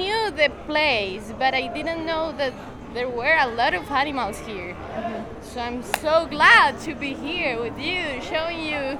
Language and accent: English; Medellin, Antioquia, Colombia; English is a second language; I'm from Colombia, from Medellin. I'm 22 years old.